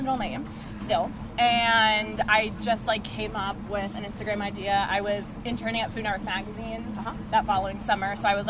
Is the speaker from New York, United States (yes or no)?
no; Essex County, New Jersey, United States; moved away as an adult; now in Pittsburgh, United States; I am from North Jersey, Essex County.